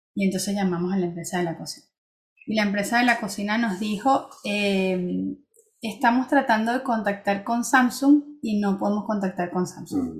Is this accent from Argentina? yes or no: no; Venezuela; also born or lived in Spain / Barcelona / Switzerland; now in France; salí de Venezuela y mejoré, mi vida mejoró